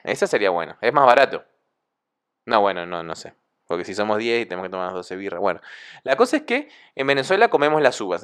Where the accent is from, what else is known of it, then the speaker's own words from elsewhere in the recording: Argentina; Acá en Argentina